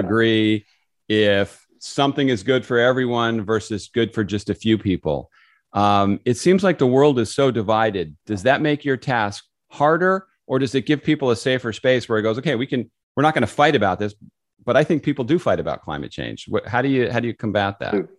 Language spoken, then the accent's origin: English; California, United States; moved away; I grew up in California